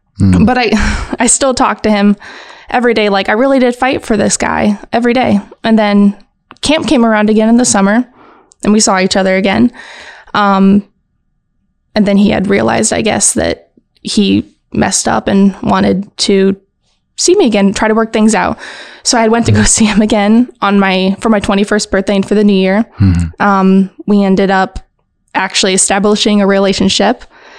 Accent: California, United States; also born or lived in Hawaii; now in Indiana, United States; I am a military brat. I grew up in Southern California, lived in Hawaii for a few years. And now I'm back here in Indiana.

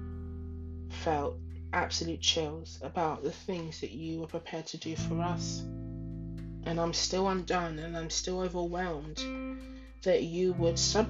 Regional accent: London, United Kingdom; also born or lived in Ghana; in London, where I am based, where I live, where I was born

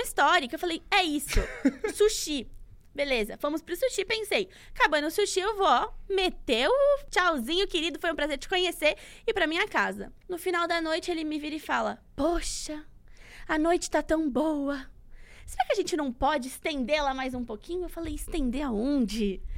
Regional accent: Santos, São Paulo, Brazil; uma corrida que é importante lá da minha cidade

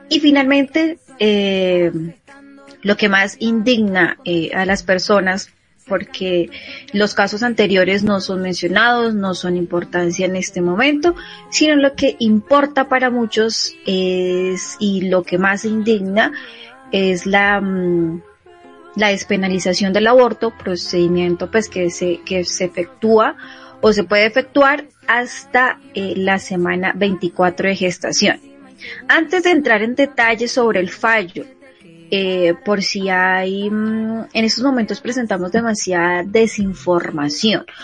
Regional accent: Colombia; esa semana va un poco loca acá en nuestro país.

